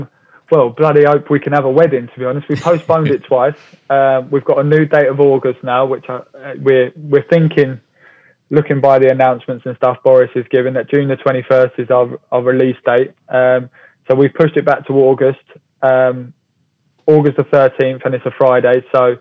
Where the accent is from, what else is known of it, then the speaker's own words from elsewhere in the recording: Hemel Hempstead, East of England, United Kingdom; Hemel Hempstead, my hometown.